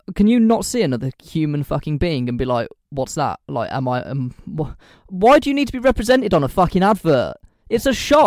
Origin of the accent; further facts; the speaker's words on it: United Kingdom; I say this as a British person